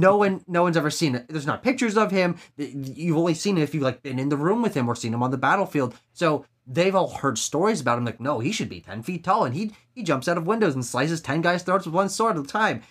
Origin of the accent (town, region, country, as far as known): United States